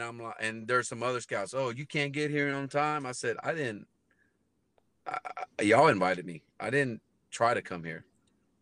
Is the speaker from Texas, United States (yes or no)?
yes; Robstown, Texas, United States; moved away; I end up going to play independent ball at Robstown, my hometown